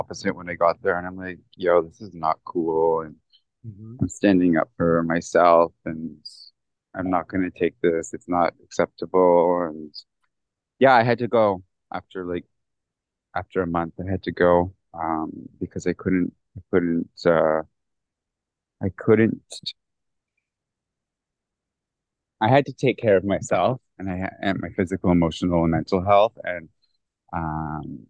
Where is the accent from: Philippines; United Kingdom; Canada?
Canada; moved away as an adult; now in India; coming as a Canadian